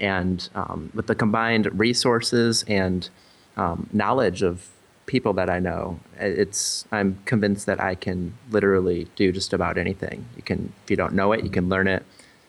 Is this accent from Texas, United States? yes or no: no; Iowa, United States; I grew up actually in Iowa, small town Iowa, and always kind of wanted to get out, see the world, and go to different places